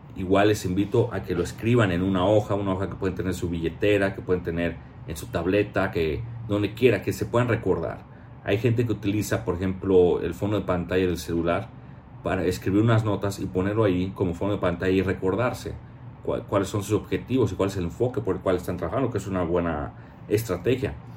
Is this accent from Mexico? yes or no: yes; Mexico; como mexicano